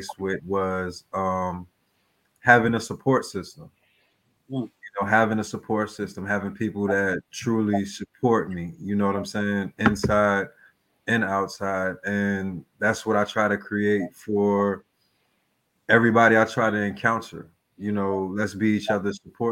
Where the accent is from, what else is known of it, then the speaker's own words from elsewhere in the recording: New York City, New York, United States; moved away as an adult; now in Macon, United States; I'm from the Bronx. I came to Macon in about 2016